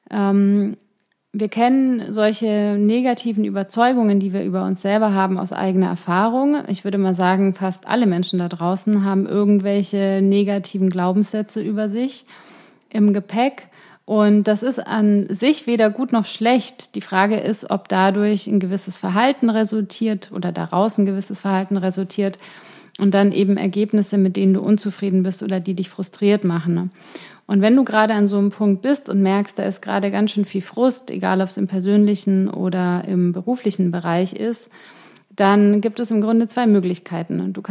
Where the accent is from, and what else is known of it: Ingolstadt, Bavaria, Germany; born or raised there; moved away